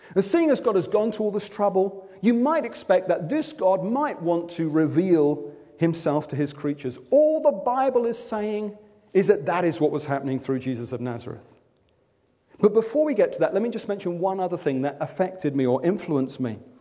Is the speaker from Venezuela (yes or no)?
no; Wimbledon, London, United Kingdom; I'm from Wimbledon.